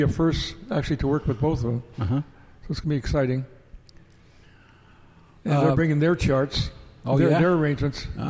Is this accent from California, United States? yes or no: yes; California, United States; now in Oregon, United States; when I was growing up in California